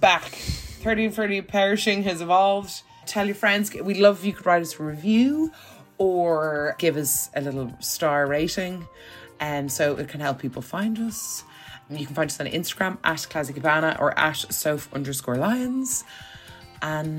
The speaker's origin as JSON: {"language": "English", "country": "Ireland", "moved": "yes", "said": "coming from Ireland where it's like a small country in the grand scheme of things"}